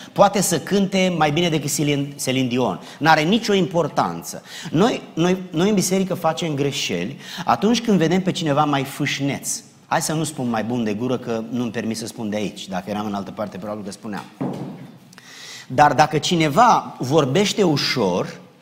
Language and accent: Romanian; Romania; now in South Carolina, United States; noi suntem români care nu mai locuim în România